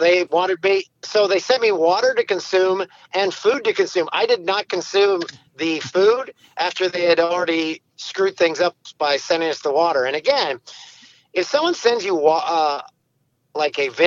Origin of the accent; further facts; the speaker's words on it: Peterborough, Ontario, Canada; now in Orono, Canada; Peterborough, which is my hometown, and I moved back here